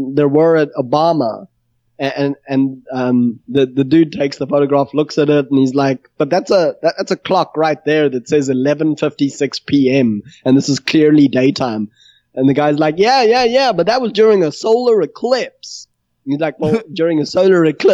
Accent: South Africa; I'm South African

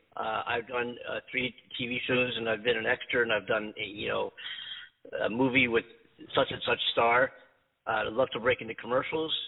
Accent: East Coast, United States; moved away as an adult; also born or lived in New York; now in Los Angeles, United States; born and raised on the East Coast

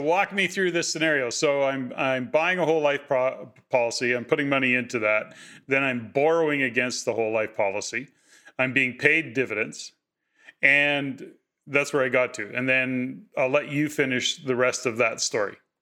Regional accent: Edmonton, Alberta, Canada; born and raised in Edmonton

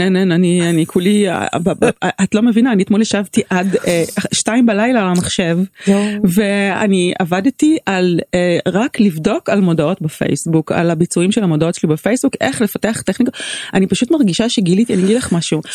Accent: Tel Aviv, Tel Aviv District, Israel; born or raised there

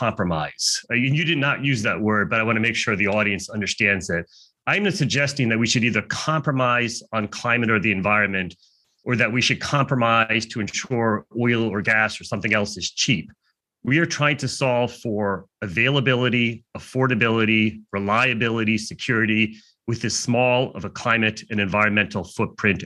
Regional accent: United States; I'm American

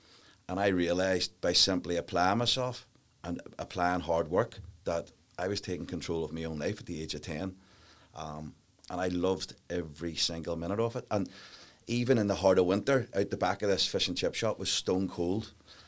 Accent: Northern Ireland, United Kingdom; And, of course, we grew up in the Troubles, like everybody.

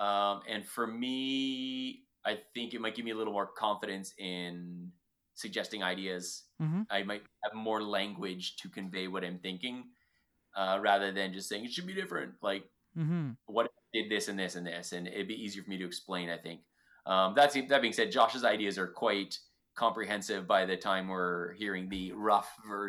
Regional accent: Ontario, Canada; But you're from Ontario. I'm from Ontario. We get it. Eh?

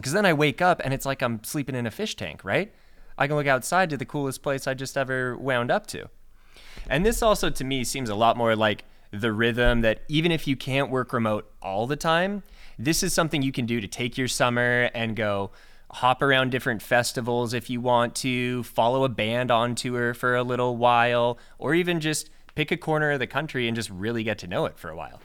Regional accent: Washington, United States; growing up in Washington State

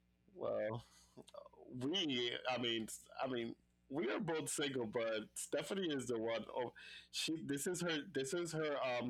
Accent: U.S. Virgin Islands; I had issues with immigration before because, you know, I'm from the Virgin Islands and traveling from DR and coming to the United States and blah, blah, blah.

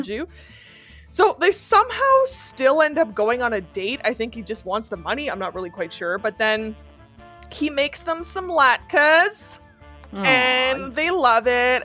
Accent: Canada; accent: French (Quebec); first language French; English is a second language; I'm French Canadian, raised Catholic, literally went to a high school in a convent

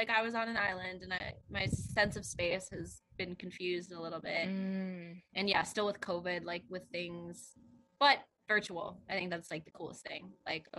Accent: China; born there; I was born in China, and other people that I know who I love in my life have pretty negative perceptions of China

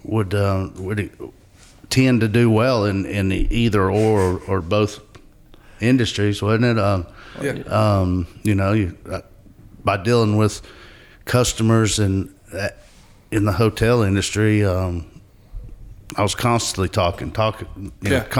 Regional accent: Asheville, North Carolina, United States; also born or lived in Hilton Head, South Carolina; I grew up in West Asheville, basically, at Asheville

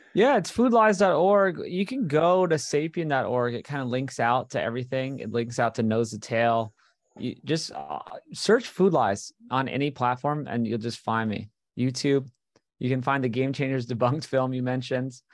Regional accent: Hawaii, United States; moved away; this is what I grew up on in Hawaii

